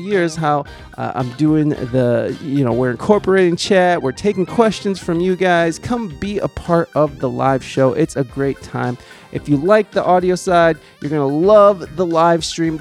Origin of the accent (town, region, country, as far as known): United States; accent: American